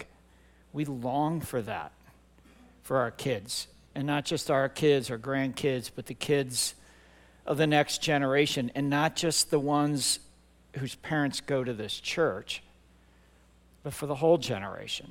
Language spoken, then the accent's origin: English; Midwest, United States; moved away as an adult; now in New Jersey, United States; I'm not from here originally. I grew up in the Midwest.